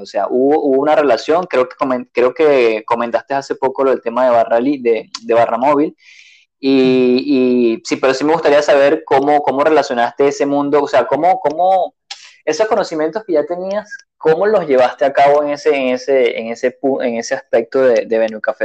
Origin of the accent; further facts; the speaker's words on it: Venezuela; moved away as an adult; desde que yo me fui hace tres años de Venezuela